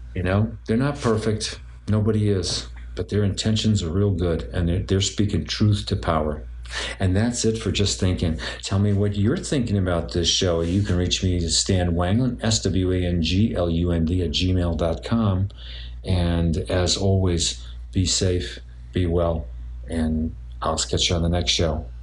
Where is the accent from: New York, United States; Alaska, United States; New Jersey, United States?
New York, United States; New York City; I grew up in Brooklyn.